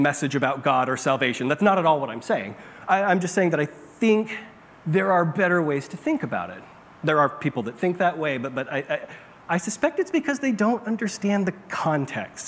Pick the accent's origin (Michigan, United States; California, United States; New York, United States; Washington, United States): California, United States; Bakersfield; I grew up in California, in Bakersfield, in a desert.